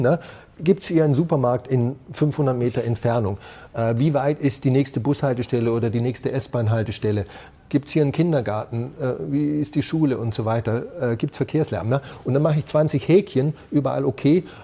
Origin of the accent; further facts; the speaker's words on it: near Tübingen, Baden-Württemberg, Germany; ich bin da in der Nähe geboren.